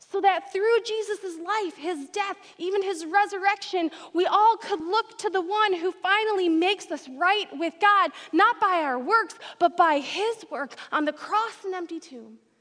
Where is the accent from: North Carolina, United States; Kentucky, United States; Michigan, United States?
Michigan, United States; Detroit; now in Fargo, United States; I did not grow up here in Fargo. I grew up in Metro Detroit, Michigan